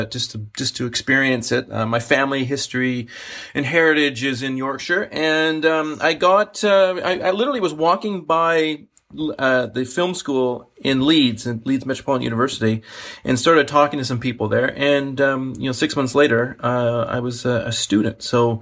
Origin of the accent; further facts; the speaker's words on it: Canada; I'm a Canadian. I'm a British Canadian. I'm a British citizen and a Canadian citizen.